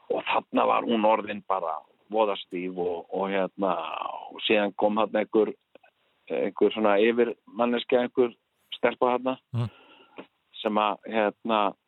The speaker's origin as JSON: {"language": "Icelandic", "country": "Iceland", "said": "ég er frá Íslandi"}